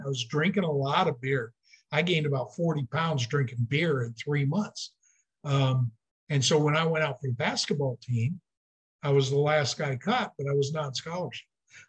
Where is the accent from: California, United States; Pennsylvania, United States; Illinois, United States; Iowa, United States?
Iowa, United States; Charles City; And in northern Iowa, Mason City is where I was born, but we lived in Charles City.